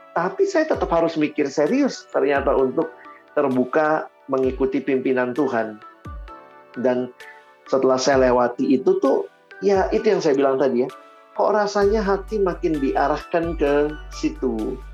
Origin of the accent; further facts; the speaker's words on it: Makassar, South Sulawesi, Indonesia; saya anak daerah saya dari Makassar